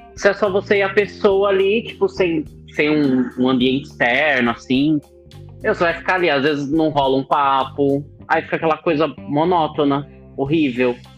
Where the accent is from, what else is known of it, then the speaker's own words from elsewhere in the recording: São Paulo, Brazil; sou auxiliar de escritório, sou de São